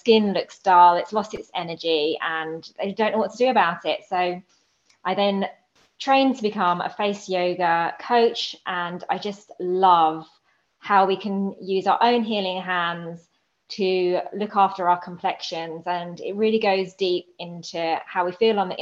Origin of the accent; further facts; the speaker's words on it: United Kingdom; now in Maryland, United States; I'm born and bred in Britain, but I am now living here in the USA